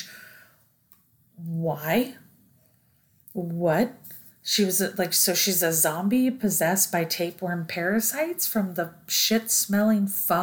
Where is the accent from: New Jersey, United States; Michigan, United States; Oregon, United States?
Oregon, United States; we grew up in Oregon